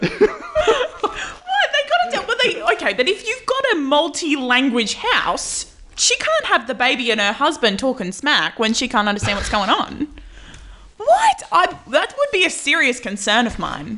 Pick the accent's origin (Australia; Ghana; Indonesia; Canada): Australia; I'm Australian